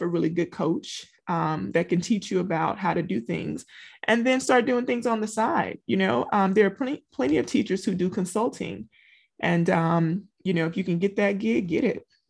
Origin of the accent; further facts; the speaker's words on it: Louisiana, United States; moved away as an adult; now in Texas, United States; I'm from Louisiana